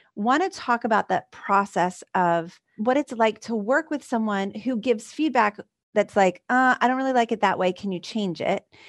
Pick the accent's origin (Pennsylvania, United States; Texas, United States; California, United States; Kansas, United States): Pennsylvania, United States; Philadelphia; this, like, Philly girl